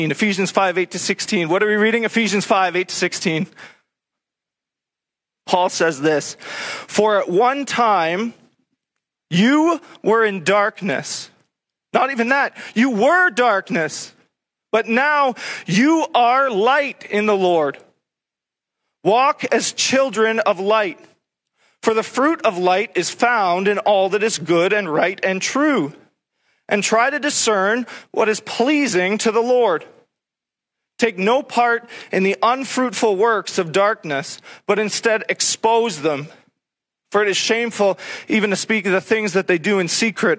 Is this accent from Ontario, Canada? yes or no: yes; Sudbury, Ontario, Canada; I'm from Sudbury, where nickel mining is a big industry.